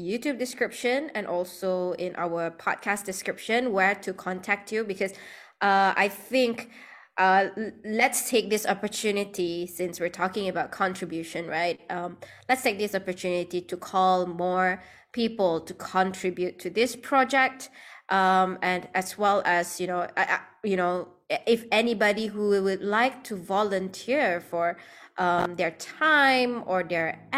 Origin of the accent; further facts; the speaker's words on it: Sarawak, Malaysia; now in Klang Valley, Malaysia; in my hometown, I actually, like, I'm from Sarawak